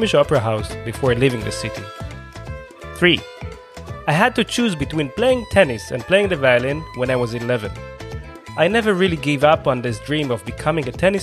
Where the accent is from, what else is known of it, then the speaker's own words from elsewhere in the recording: Israel; accent: Israeli; English is a second language; my Israeli accent